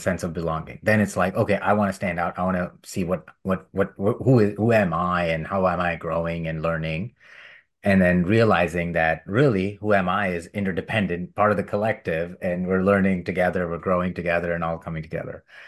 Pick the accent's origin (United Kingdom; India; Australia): India; When I was a child growing up in India